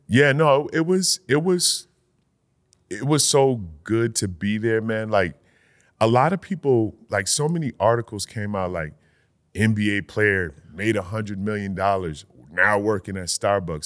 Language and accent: English; Connecticut, United States; Middletown, Connecticut, like, twenty minutes from my hometown.